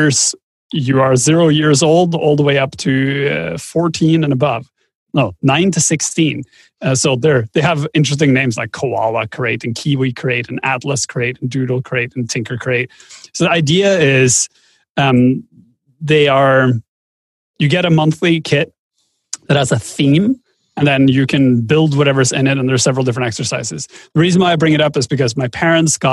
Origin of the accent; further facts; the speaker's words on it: Norway; I come from Norway.